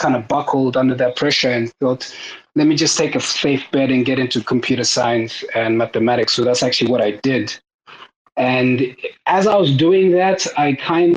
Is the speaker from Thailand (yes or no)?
no; South Africa; moved away; also born or lived in Cape Town; So I actually moved back to South Africa. I'm actually South African